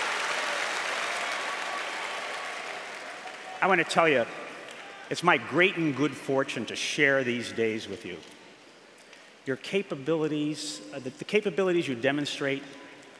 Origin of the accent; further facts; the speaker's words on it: New York, United States; moved away as an adult; also born or lived in Massachusetts; now in Illinois, United States; I grew up for 20 years in a place called the Empire State, New York